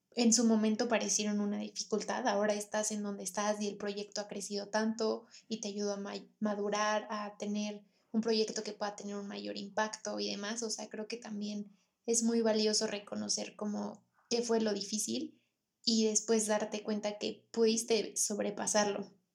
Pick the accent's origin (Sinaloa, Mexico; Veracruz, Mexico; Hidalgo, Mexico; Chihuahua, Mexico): Hidalgo, Mexico; Pachuca; nosotras somos de Pachuca